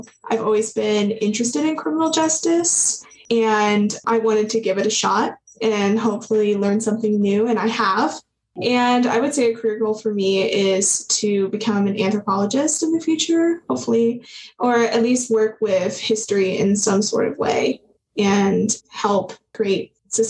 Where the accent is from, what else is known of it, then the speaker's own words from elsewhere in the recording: Bloomington, Illinois, United States; also born or lived in Colfax, Illinois; I was born in Bloomington, but I was raised in Colfax for a few years. Then we moved back to Bloomington.